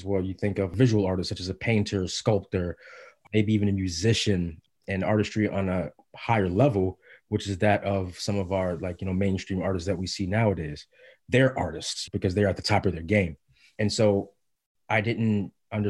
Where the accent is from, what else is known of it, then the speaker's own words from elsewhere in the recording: Bridgeport, Connecticut, United States; moved away as an adult; also born or lived in Mount Vernon, New York / Cincinnati, Ohio; now in Brooklyn, United States; I was born in Mount Vernon, New York, and moved to Cincinnati, Ohio with my mother and father and my sister when I was about three. My mother divorced, separated my father, and me and my sister went with my mother to Bridgeport, Connecticut. And that's where I was predominantly raised